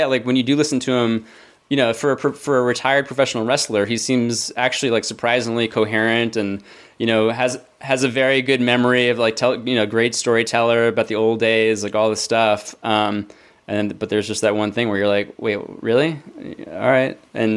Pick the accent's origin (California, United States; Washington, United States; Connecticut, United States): Connecticut, United States; Wilton; Stamford, Connecticut was like 20 minutes from where Ghost and I grew up in Wilton